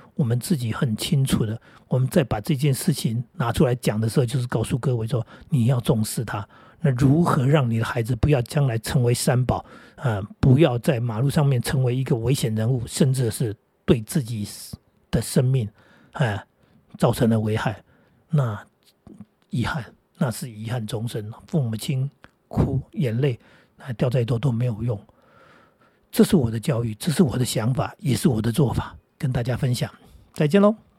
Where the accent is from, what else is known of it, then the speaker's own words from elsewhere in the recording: Jinguashi / Jiufen, New Taipei, Taiwan; also born or lived in Hsinchu; now in Taoyuan, Taiwan; 我们家里那个环境地方啊，住在那种，呃，水晶酒哈，各位知道金华十九分那里，那个基本上都是石阶哈